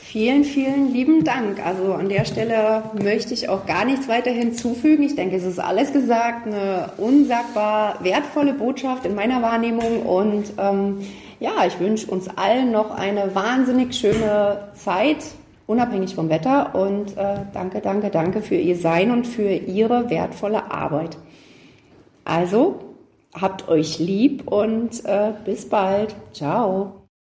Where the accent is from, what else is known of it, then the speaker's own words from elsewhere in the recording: Gera, Thuringia, Germany; wie ich, kein gebürtiger Gera sind